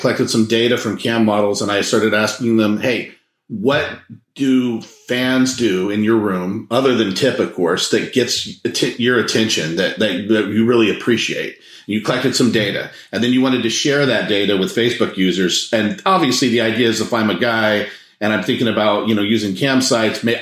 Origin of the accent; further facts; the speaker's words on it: Monterey, California, United States; I grew up in Monterey, California